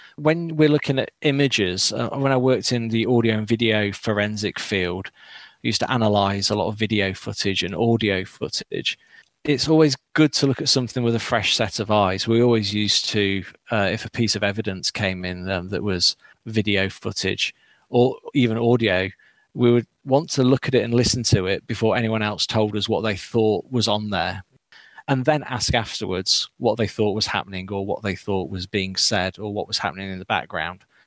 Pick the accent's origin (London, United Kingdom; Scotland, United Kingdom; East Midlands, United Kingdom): East Midlands, United Kingdom; Derbyshire; moved away; I'm from Derbyshire originally